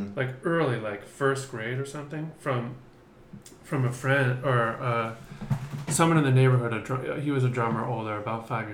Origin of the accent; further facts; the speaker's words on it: Newton, Massachusetts, United States; I grew up in a town called Newton, which is just outside of Boston.